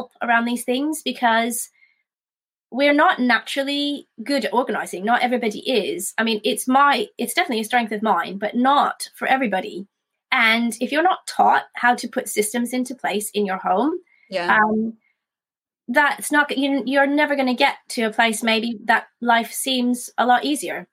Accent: Canada; now in United Kingdom; I'm from Canada originally

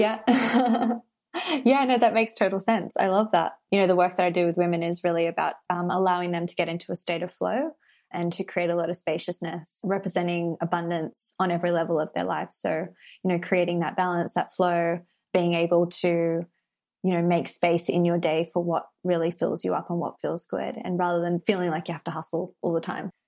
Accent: Sydney, New South Wales, Australia; I live in Australia and I grew up in Sydney

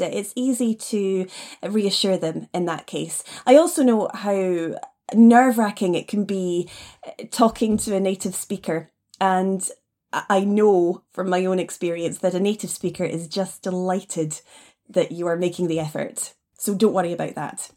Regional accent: Nairn, Scotland, United Kingdom; moved away as an adult; also born or lived in China / Taiwan; now in Edinburgh, United Kingdom; I was raised up in the north of Scotland in an area we call the Highlands, up in Nairn

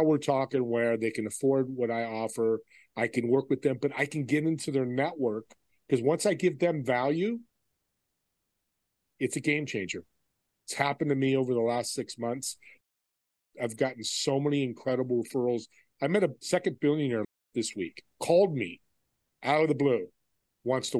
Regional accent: Saratoga, California, United States; I grew up in San Jose, California, a city called Saratoga.

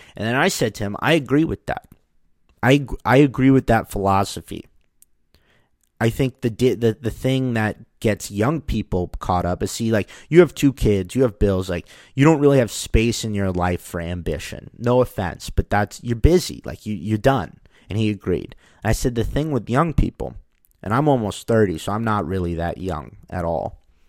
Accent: United States; I'm an American

